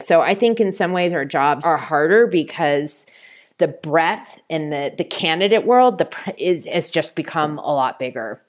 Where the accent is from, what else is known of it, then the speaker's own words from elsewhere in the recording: Bay Area, California, United States; moved away as an adult; also born or lived in New York City; I'm from the Bay Area, and I wanted to be closer to my family